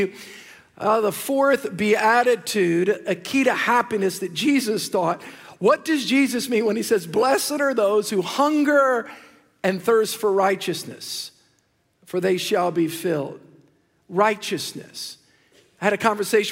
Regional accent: the South, United States; I'm from the South

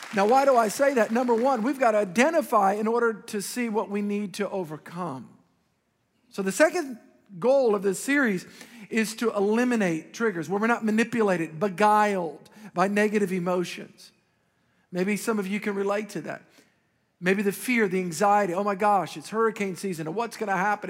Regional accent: Metairie, Louisiana, United States; as a young boy, I grew up in Metairie

